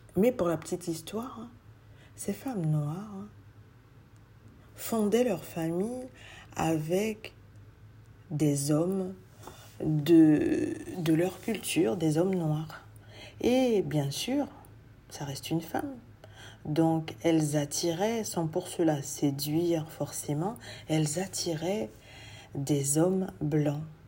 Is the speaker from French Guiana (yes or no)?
yes; French Guiana; je suis guyanaise